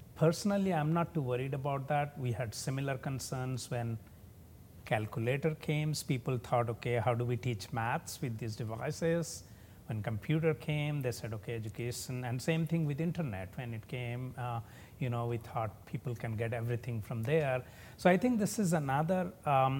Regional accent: India; moved away as an adult; now in United States; I was born and brought up in a lower middle class family with very modest resources in a state at that time it was the poorest state in India

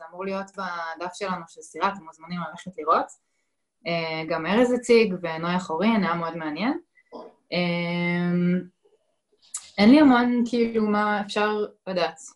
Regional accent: Central District, Israel; now in Haifa, Israel; אני מרכזניקית כל חיי, גדלתי במרכז, ו... בשנייה שכף רגלי דרכה בחיפה, פשוט התאהבתי

